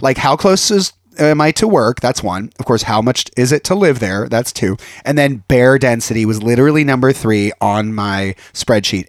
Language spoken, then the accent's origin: English; Youngstown, Ohio, United States; accent: Valley girl; also born or lived in San Fernando Valley, California; now in Los Angeles, United States; I come from Youngstown, Ohio